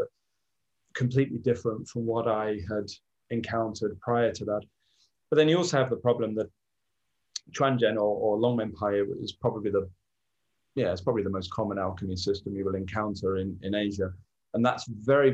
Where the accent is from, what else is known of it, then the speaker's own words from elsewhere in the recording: near Glastonbury, South West England, United Kingdom; I grew up near Glastonbury